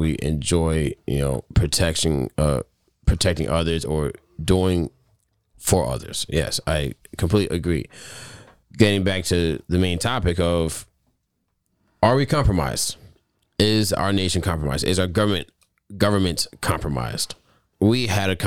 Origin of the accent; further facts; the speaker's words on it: United States; we as American people